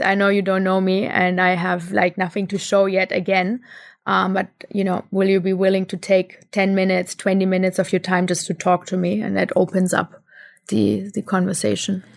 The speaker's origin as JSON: {"language": "English", "country": "Germany", "tie": "born or raised there", "also_born_or_lived": "India", "moved": "as an adult", "said": "growing up in Germany"}